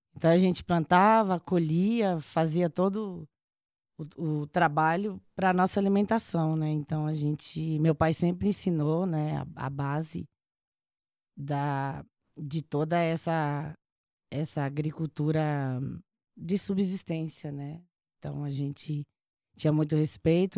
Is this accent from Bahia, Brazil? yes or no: yes; Chapada Diamantina, Bahia, Brazil; moved away; Eu nasci na Chapada Diamantina, nasci na roça, sou de uma família grande